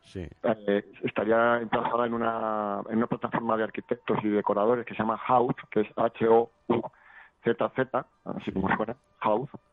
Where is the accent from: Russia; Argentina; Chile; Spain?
Spain; Madrid, Community of Madrid; nací en Aluche